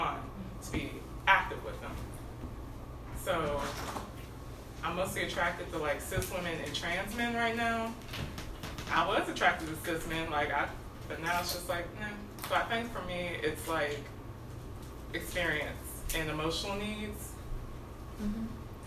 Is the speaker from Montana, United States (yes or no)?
no; Nashville, Tennessee, United States; moved away as an adult; now in Atlanta, United States; I'm from Nashville. I moved here not 2 years ago